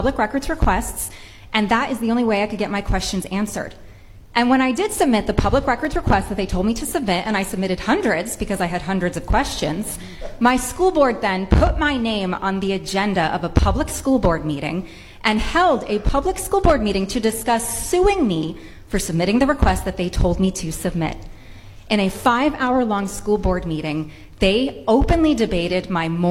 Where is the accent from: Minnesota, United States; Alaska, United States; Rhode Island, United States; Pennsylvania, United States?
Rhode Island, United States; I am a mother from Rhode Island